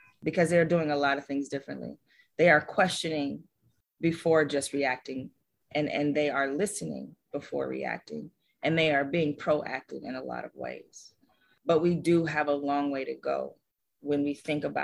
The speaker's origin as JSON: {"language": "English", "town": "Los Angeles", "region": "California", "country": "United States", "tie": "born or raised there", "said": "I grew up in Los Angeles"}